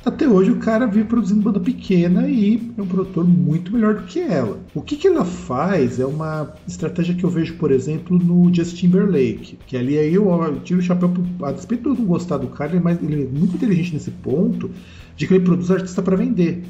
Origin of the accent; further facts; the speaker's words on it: São Paulo, Brazil; a gente é de São Paulo